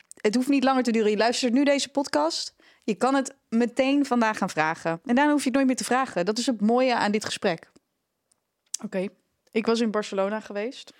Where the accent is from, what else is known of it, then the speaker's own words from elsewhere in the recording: Netherlands; We zijn als Nederlanders